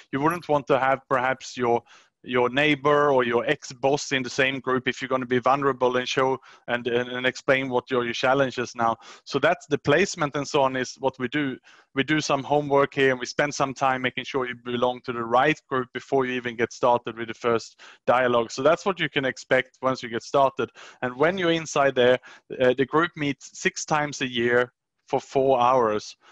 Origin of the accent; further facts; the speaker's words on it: Sweden; English is a second language; moved away as an adult; also born or lived in Australia / Southeast Asia; I was born in Sweden, 75, and then I worked worked and studied in Sweden until I was about 23 years old